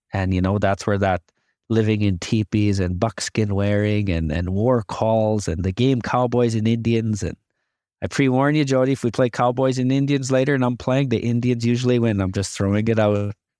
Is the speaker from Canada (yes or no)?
yes; Canada; As a indigenous person, I love being a Canadian